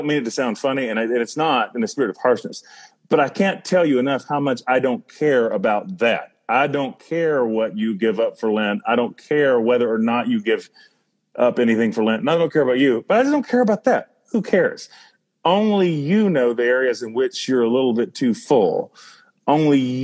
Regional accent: North Carolina, United States; I'm from North Carolina

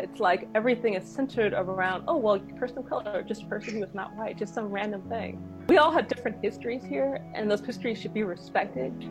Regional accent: Los Angeles, California, United States; also born or lived in England; I grew up in Hollywood. I was raised in England, but I grew up in, in Hollywood.

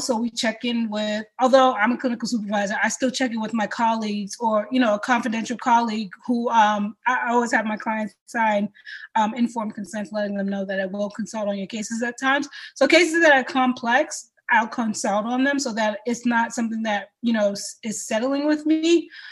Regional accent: Boston, Massachusetts, United States; I am the daughter of a Cameroonian man and a Haitian woman, uh, born and raised in Boston

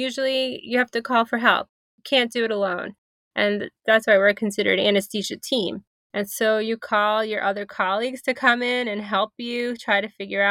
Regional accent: New York City, New York, United States; I grew up in Brooklyn, New York.

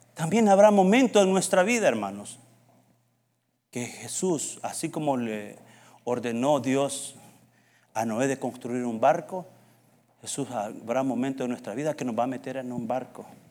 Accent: El Salvador; moved away; decimos en El Salvador

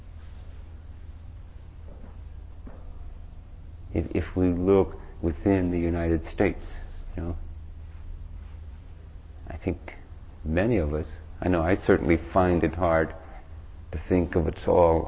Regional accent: Ireland; moved away; I grew up in Ireland and I've gone back there to try to promote peace

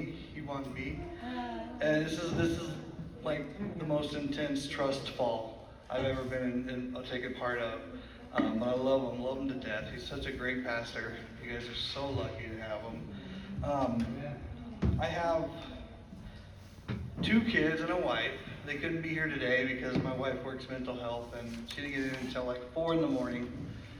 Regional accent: Livingston, United States; I'm from Livingston.

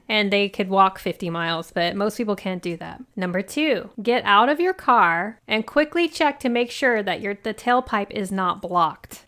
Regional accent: Oklahoma, United States; I grew up in Oklahoma

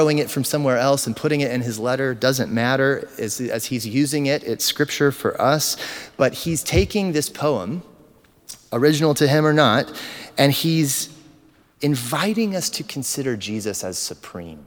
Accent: United States; We are American to the core.

